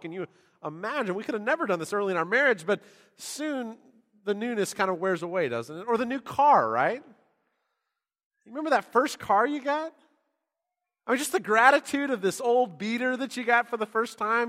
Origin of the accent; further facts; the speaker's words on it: San Diego, California, United States; now in Texas, United States; I grew up in San Diego